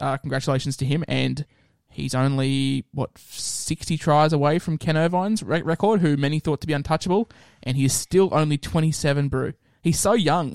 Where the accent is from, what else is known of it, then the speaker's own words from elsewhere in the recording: Queensland, Australia; as a Queenslander